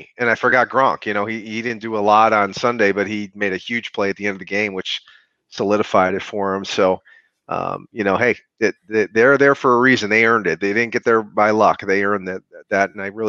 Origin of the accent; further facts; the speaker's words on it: Buffalo, New York, United States; moved away as an adult; also born or lived in Rochester, New York; now in North Carolina, United States; Yeah, so basically I'm from Buffalo. I grew up in Buffalo, and then I spent a lot of my years in Rochester.